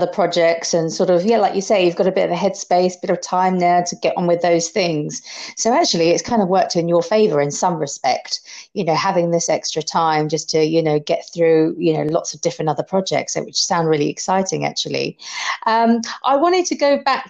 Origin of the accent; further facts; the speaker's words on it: London, United Kingdom; I was born and bred in Soho in London